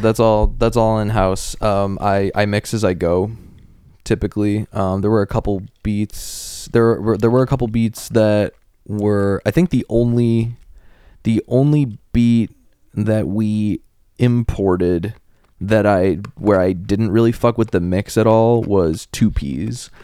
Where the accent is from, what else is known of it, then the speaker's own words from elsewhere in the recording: Cleveland, Ohio, United States; now in Chicago, United States; Cleveland, we're both from Cleveland